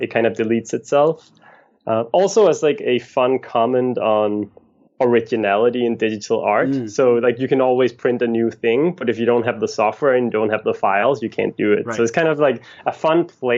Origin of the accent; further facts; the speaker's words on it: a little north of Copenhagen, Capital Region of Denmark, Denmark; moved away as an adult; now in New York, United States; I'm from Copenhagen, Denmark, a little north of Copenhagen, Denmark, and moved to New York in 2009